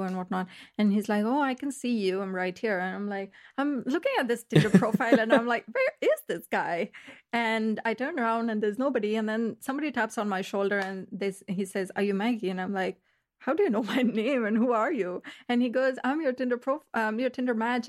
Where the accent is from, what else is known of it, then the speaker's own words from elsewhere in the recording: Melbourne, Victoria, Australia; moved away as an adult; now in Berlin, Germany; I'm from Australia, Melbourne